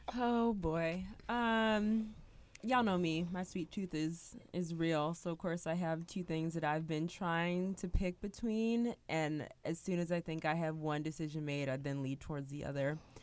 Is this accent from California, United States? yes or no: no; Michigan, United States; I'm from Michigan